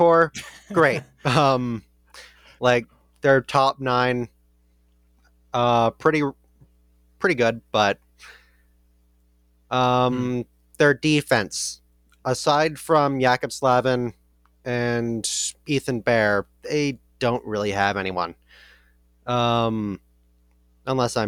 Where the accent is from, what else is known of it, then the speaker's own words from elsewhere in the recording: Alberta, Canada; I'm from Canada, Alberta, so obviously I'm going to be around hockey.